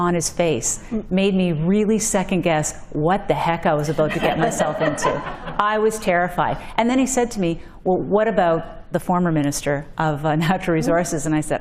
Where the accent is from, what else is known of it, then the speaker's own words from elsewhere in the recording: Cape Breton, Nova Scotia, Canada; now in Ontario, Canada; I'm a woman, I'm a lawyer, from Cape Breton, in Ontario.